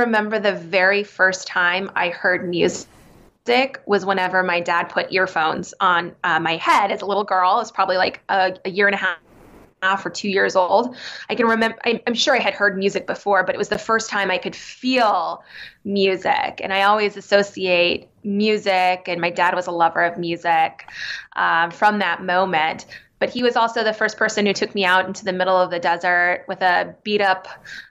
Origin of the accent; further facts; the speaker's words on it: Arizona, United States; I grew up in Arizona